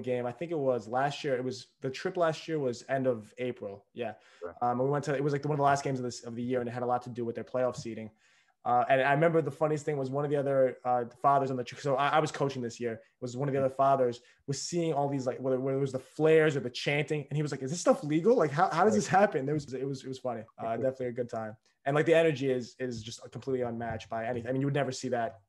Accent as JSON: {"language": "English", "country": "Greece", "said": "I'm from Greece"}